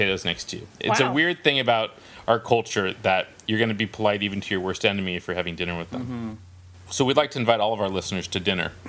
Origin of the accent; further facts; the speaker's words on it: Bay Area, California, United States; when I was a kid growing up in the Bay Area